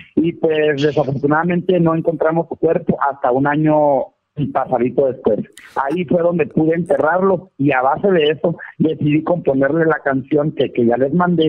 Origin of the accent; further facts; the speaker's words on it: Valle de la Trinidad, Baja California, Mexico; moved away as an adult; also born or lived in United States; now in Mexicali, Mexico; Yo estoy en Mexicali, Baja California, más soy originario de Valle de la Peña, es mi pueblo